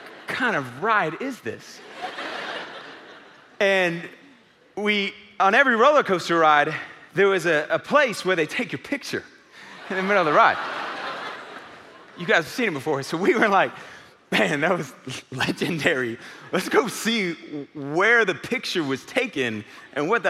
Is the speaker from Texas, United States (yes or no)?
yes; Houston, Texas, United States; moved away; It's my old stomping grounds. I grew up in Houston